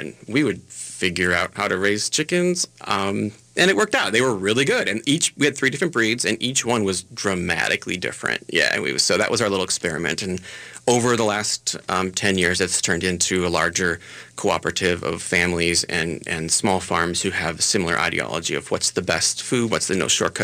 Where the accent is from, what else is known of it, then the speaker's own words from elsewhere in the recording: Eden Prairie, Minnesota, United States; Betsy and I, we grew up in Eden Prairie.